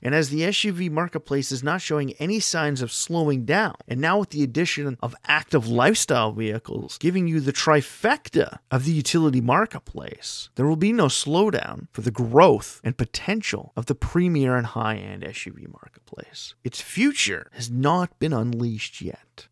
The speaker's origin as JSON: {"language": "English", "country": "Canada", "said": "residing in my home country of Canada"}